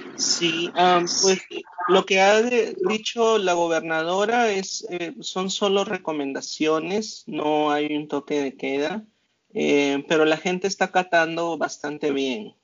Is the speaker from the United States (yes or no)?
yes; Las Cruces, New Mexico, United States; esta ciudad donde yo soy se llama Las Cruces